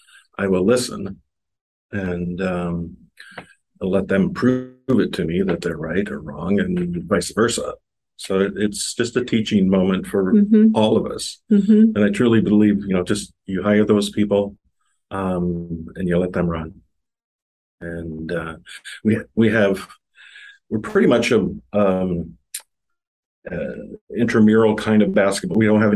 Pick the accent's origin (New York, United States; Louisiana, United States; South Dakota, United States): South Dakota, United States; Sioux Falls; also born or lived in Wahpeton, North Dakota; I moved from Wahpeton, North Dakota, small town, south of Fargo, about 50 miles to Sioux Falls in the middle of seventh grade.